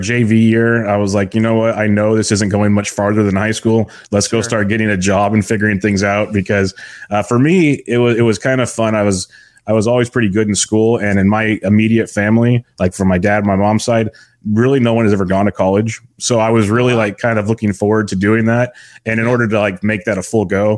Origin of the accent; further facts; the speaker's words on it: Woodland, California, United States; I grew up in Woodland, California, a small town outside of Sacramento